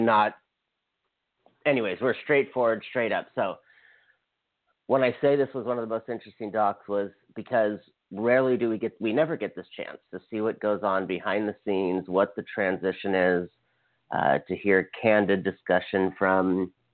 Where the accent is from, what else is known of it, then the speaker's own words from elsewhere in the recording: United States; as an American and a citizen and someone who voted